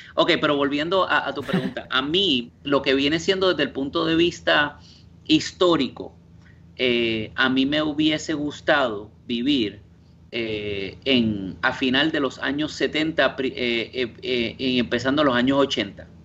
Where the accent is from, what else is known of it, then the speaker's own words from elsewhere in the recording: Guaynabo, Puerto Rico; moved away as an adult; also born or lived in Indiana, United States / Italy; now in New York, United States; yo alegue que soy puertorriqueño, que allá me ven cuando te, pues, me miran raro cuando tengo acento